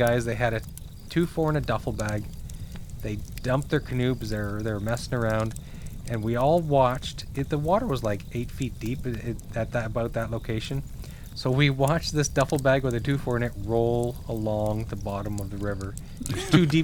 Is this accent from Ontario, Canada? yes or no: no; Hampton, New Brunswick, Canada; moved away; I grew up in New Brunswick, in a small town called Hampton